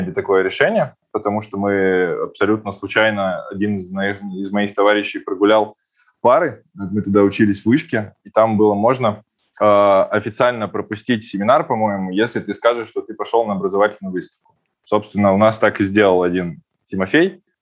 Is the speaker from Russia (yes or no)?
yes; Perm, Perm Krai, Russia; now in Czechia; Ну, по факту я из Перми переехал в Чехию в 2012 году.